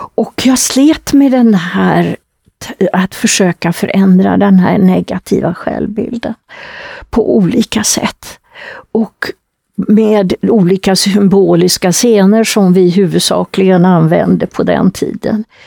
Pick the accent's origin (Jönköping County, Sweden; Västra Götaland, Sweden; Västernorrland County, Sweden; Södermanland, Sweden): Västra Götaland, Sweden; Västergötland; moved away; nere i Västergötland där jag kommer ifrån